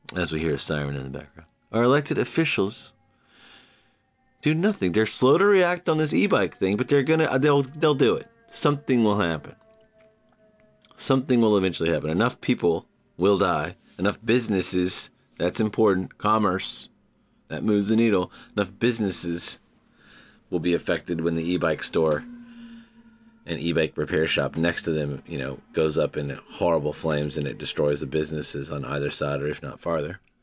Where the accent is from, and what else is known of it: United States